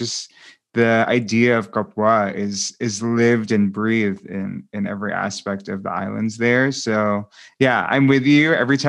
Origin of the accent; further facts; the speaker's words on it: New York, United States; I was born and raised in New York.